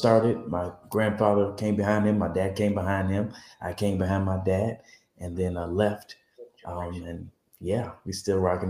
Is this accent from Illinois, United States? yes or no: yes; Chicago, Illinois, United States; from Chicago, still living in Chicago